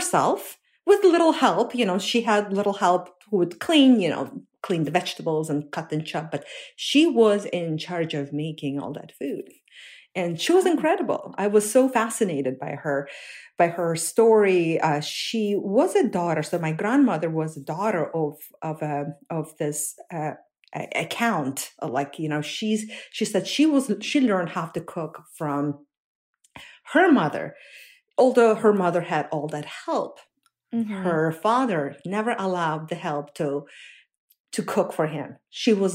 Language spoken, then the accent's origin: English; Uzbekistan; moved away as an adult; also born or lived in Russia / New Jersey, United States; now in United States; growing up in Uzbekistan, my family